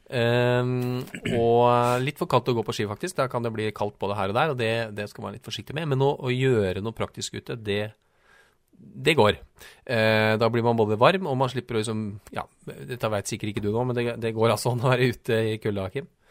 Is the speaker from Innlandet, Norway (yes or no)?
yes; Trysil, Innlandet, Norway; jeg er jo fra Trysil